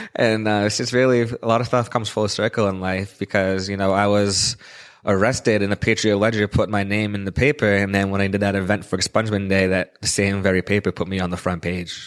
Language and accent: English; Quincy, Massachusetts, United States; here in my hometown of Quincy